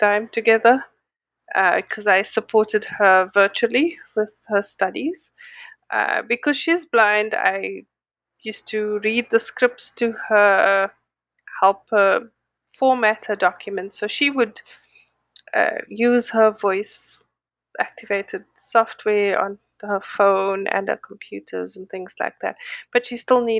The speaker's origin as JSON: {"language": "English", "country": "South Africa", "moved": "as an adult", "lives_now": "Los Angeles, United States", "said": "I'm a South African living in Los Angeles"}